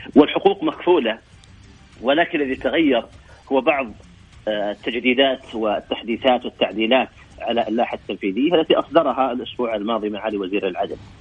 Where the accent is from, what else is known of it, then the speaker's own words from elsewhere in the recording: Saudi Arabia; عندنا في السعوديه